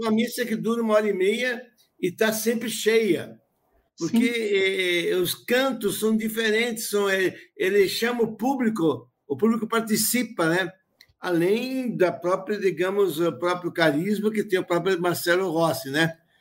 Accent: Rodeio, Santa Catarina, Brazil; eu nasci numa zona rural, em Rodeio, tinha 9, 14 mil habitantes

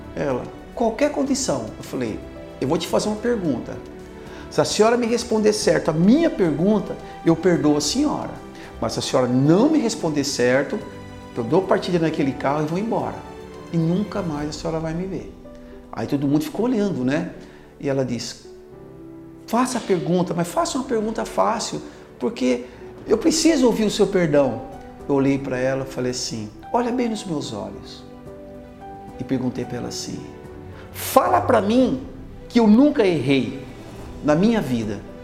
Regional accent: Osvaldo Cruz, São Paulo, Brazil; also born or lived in Dracena, São Paulo; Indracena, quando eu vim de lá para cá, eu tinha quatro anos. Eu vim de Indracena aqui para Oswaldo Cruz.

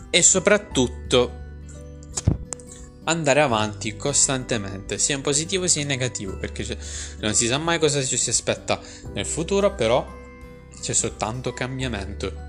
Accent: Pesaro, Marche, Italy; Di Pesaro? Anch'io sono di Pesaro.

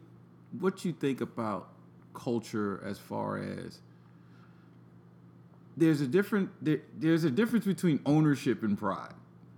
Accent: New York, United States; now in Atlanta, United States; I'm from New York.

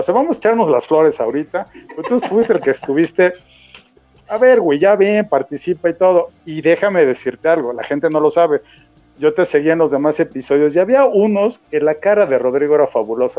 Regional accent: Mexico; como buen mexicano

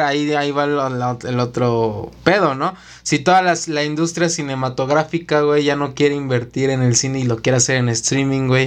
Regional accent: Mexico City, Mexico; Nosotros somos de la Ciudad de México.

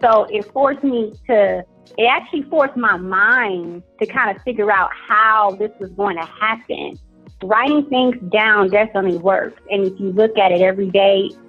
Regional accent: Cleveland, Ohio, United States; moved away as an adult; also born or lived in Atlanta; I am originally from Cleveland, Ohio

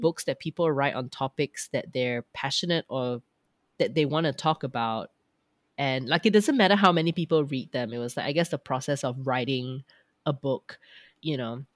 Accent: Petaling Jaya, Selangor, Malaysia; moved away as an adult; also born or lived in Australia; now in Frankfurt area, Germany; I am actually from Petalinjaya.

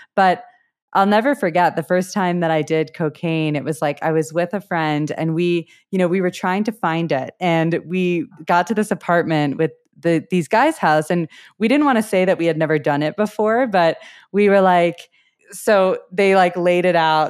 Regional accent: Wilmette, Illinois, United States; moved away as an adult; also born or lived in Southeast Asia; now in Colorado, United States; I am originally from the suburbs outside of Chicago. I grew up in a suburb called Wilmette

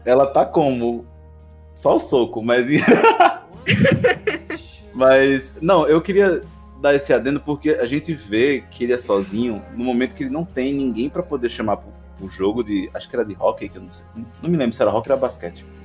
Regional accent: Northeast Region, Brazil; eu sou brasileiro, sou nordestino

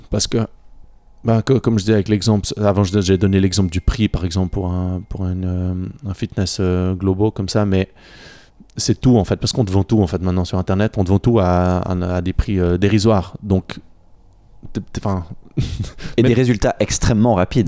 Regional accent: Bavois, Vaud, Switzerland; also born or lived in Yverdon; j'ai grandi juste à côté, j'ai grandi à Bavois

